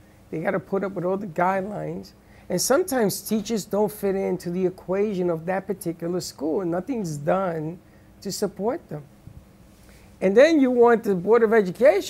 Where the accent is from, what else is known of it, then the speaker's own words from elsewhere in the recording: New York City, New York, United States; growing up in the Bronx